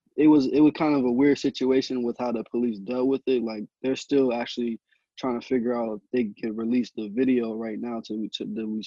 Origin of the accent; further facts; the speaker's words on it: Newburgh, New York, United States; moved away as an adult; also born or lived in San Luis Obispo, California; I'm in my hometown of Newburgh, New York right now